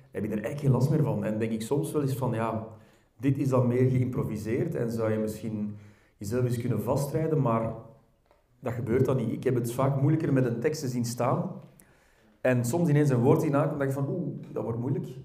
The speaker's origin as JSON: {"language": "Dutch", "country": "Belgium", "accent": "verkavelingsvlaams", "said": "ik merk als ik gewoon praat in mijn, in mijn eigen dialect of verkavelingsvlaams, hoe je het ook wil noemen, met vrienden"}